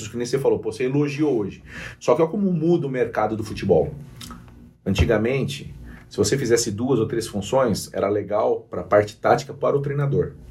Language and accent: Portuguese; Limeira, São Paulo, Brazil; born there; Só que eu nasci em Limeira, tá. mas não conheço nada de Limeira, porque ah. meus pais, quando estavam portugueses, quando eles vieram para cá, eles estavam morando em Limeira